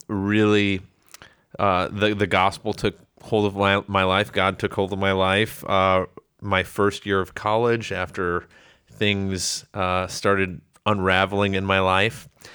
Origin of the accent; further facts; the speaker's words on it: Chicago, Illinois, United States; I, um, grew up suburbs of Chicago